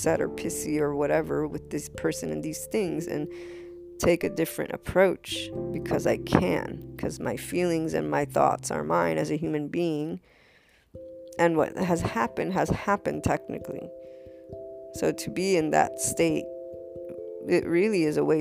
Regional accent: United States; I'm American Italian

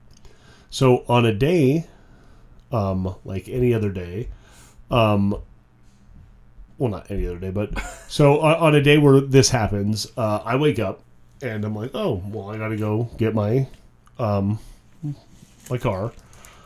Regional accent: White Mountains, Arizona, United States; now in Phoenix, United States; growing up in the White Mountains

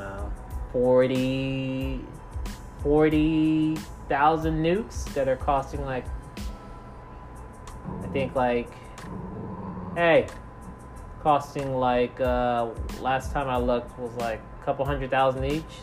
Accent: United States; I'm black, I'm African American

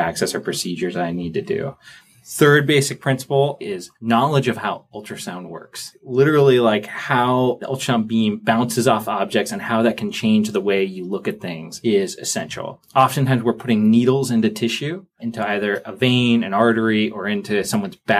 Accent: California, United States; moved away as an adult; now in Boston, United States; I'm from California. I did basically everything in California before I came out here for a residency at Brigham.

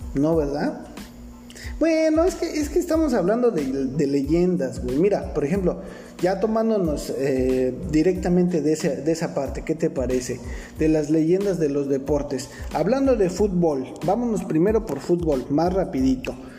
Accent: Mexico; also born or lived in Nezahualcóyotl (Riva Palacio) / Iztapalapa (Santiago Acahualtepec); yo crecí en la Chente Warrior, ahí en la Vicente Guerrero, güey, y después ah, me fui a Nesa York

